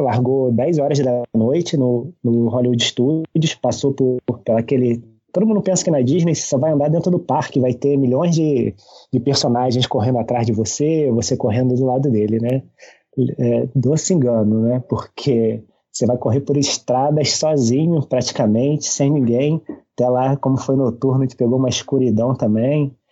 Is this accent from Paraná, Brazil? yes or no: no; Saquarema, Rio de Janeiro, Brazil; moved away as an adult; now in Niterói, Brazil; eu sou da cidade de Saquarema, né? É no, no interior do estado do Rio, é cidade de praia, né? eu sempre fui na praia, diz minha mãe que eu quase nasci na praia